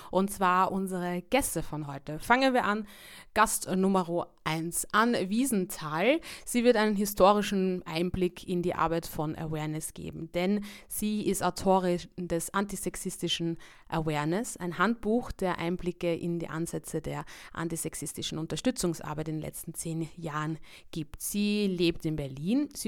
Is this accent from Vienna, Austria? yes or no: yes; Vienna, Austria; Ich bin aus Wien, ich bin Veranstalterin und Aktivistin äh, für Body Positivity.